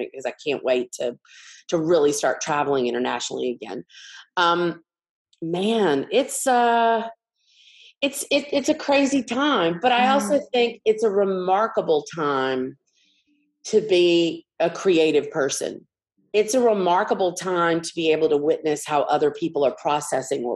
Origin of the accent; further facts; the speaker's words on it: Montgomery, Alabama, United States; I grew up in Montgomery, Alabama